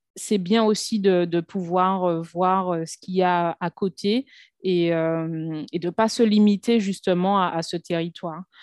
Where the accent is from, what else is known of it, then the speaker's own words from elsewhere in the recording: Martinique; moved away as an adult; also born or lived in Lille / Paris / Brazil; now in Saint Lucia; je suis née, j'ai grandi en Martinique